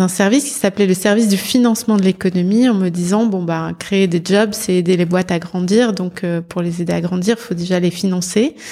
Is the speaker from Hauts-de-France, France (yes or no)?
yes; Nord-Pas-de-Calais, Dunkirk hinterland, Hauts-de-France, France; Je suis née dans le Nord-Pas-de-Calais, euh, dans l'arrière-bassin euh, dunkerquois, où j'ai très tôt eu envie d'orienter ma, ma carrière